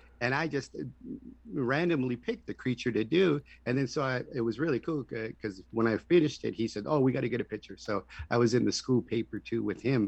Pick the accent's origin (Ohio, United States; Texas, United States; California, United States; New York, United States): California, United States; La Jolla Indian Reservation, San Diego County; I'm from the La Jolla Indian Reservation in San Diego, California